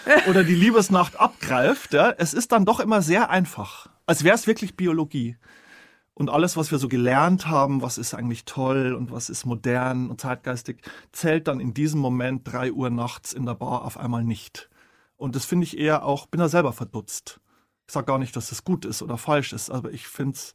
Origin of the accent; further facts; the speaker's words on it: Bavarian Forest, Germany; ich komme aus dem Bayerischen Wald